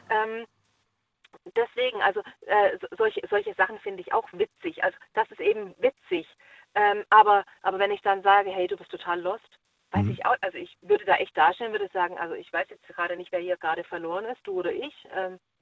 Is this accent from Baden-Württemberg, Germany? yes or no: yes; Baden-Württemberg, Germany; now in Schleswig-Holstein, Germany; ich komme ja ursprünglich aus Baden-Württemberg